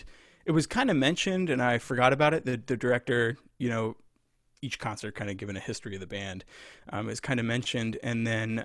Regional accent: Lebanon, Pennsylvania, United States; moved away as an adult; also born or lived in Rochester; now in Virginia, United States; I grew up in Pennsylvania

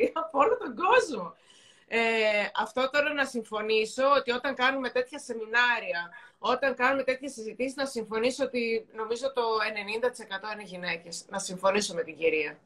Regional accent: Thessaloniki, Central Macedonia, Greece; και εγώ είμαι από τη Θεσσαλονίκη

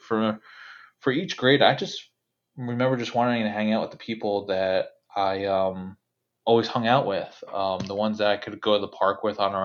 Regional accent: New Jersey, United States; where I grew up in New Jersey

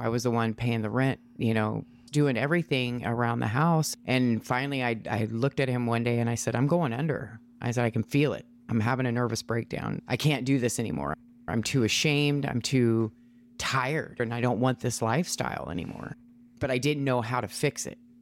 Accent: Washington, United States; also born or lived in Ohio; I was raised in Washington, moved here when I was like three years old

